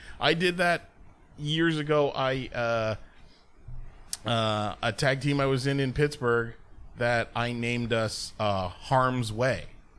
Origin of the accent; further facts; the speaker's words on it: Mexico; Oh, I'm Mexican.